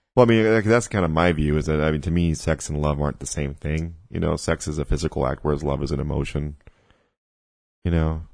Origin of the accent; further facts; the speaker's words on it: Mexico; I grew up in, I grew up in Mexico